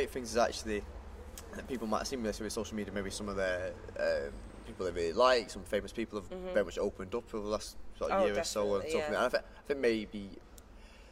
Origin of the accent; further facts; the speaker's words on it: Manchester, North West England, United Kingdom; I grew up in Manchester